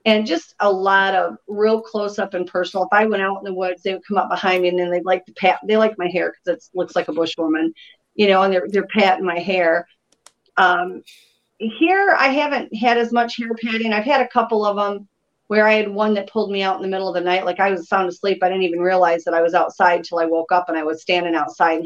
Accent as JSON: {"language": "English", "region": "Michigan", "country": "United States", "tie": "born or raised there", "moved": "as an adult", "lives_now": "South Carolina, United States", "said": "I was born and raised in Michigan."}